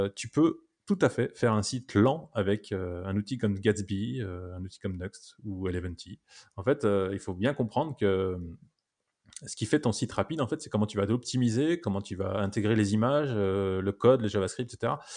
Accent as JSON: {"language": "French", "country": "France", "said": "on est français"}